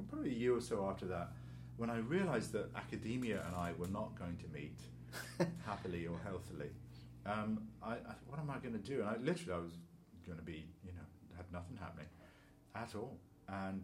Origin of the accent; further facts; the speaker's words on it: London, United Kingdom; moved away; also born or lived in Leicester; I went to another school up in Leicester, because I'm from London originally